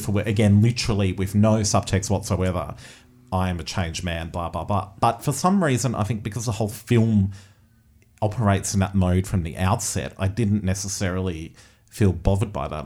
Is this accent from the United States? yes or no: no; Australia; particularly thinking as Australian um, audiences and as a film that has been funded through Australian filmmaking systems